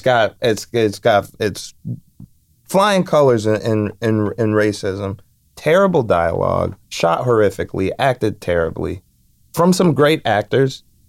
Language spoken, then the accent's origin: English; Chicago, Illinois, United States; I'm from Chicago